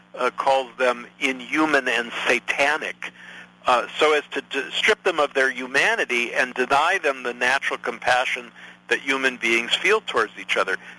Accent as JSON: {"language": "English", "country": "United States", "said": "I am an American citizen"}